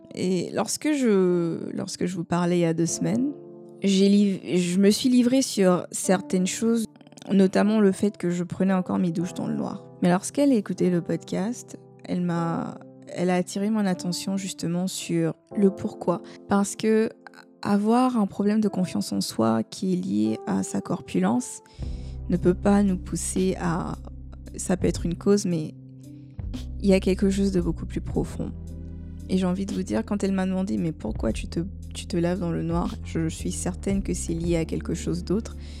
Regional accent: Côte d’Ivoire; chez nous en Côte d'Ivoire

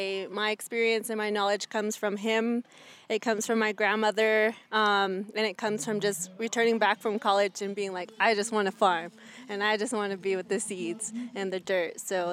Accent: Acoma, New Mexico, United States; I'm from the Pueblo of Acoma. I'm 24 years old

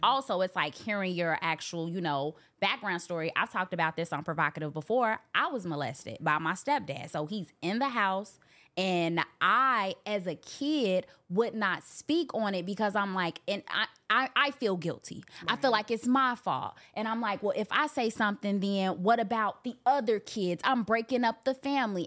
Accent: Chicago, Illinois, United States; I'm from Chicago

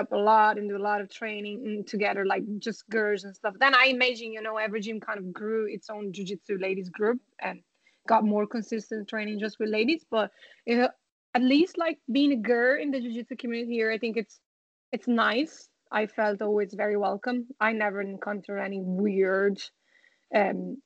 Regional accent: Italy; now in Ireland; I'm from Italy

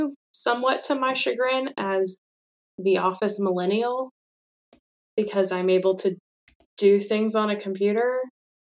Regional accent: Mechanicsville, Virginia, United States; I grew up in Central Virginia, outside of Richmond in Mechanicsville.

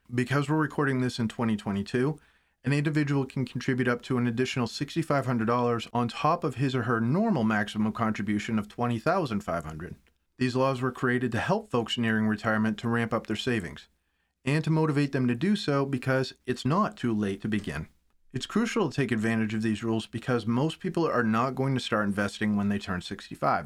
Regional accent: United States; as an American

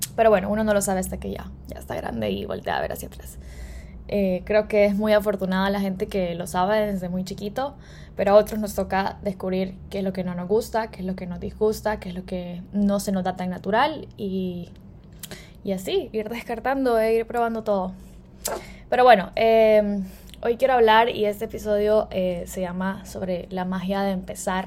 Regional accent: El Salvador; soy salvadoreña

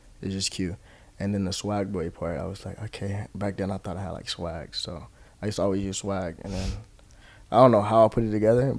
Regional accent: Hawaii, United States; born or raised there

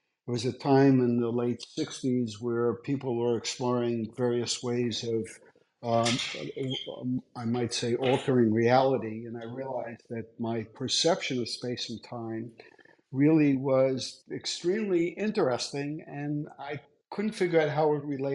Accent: New York City, New York, United States; I grew up in Brooklyn

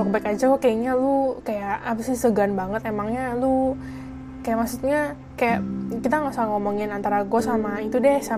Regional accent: Jakarta, Indonesia; terus anak Indonya tuh nggak cuma dari Jakarta doang gue kan dari Jakarta

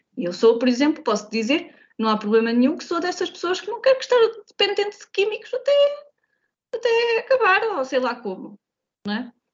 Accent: Santo António, Vagos, Aveiro District, Portugal; eu sou de Santo António

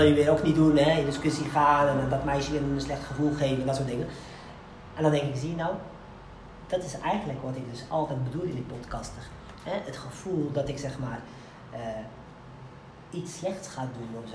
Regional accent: Morocco; ik ben een Marokkaan

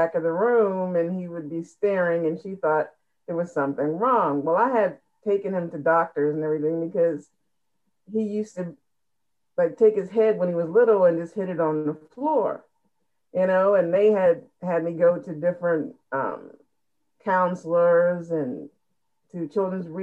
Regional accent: Ohio, United States; in our area, I'm from Ohio.

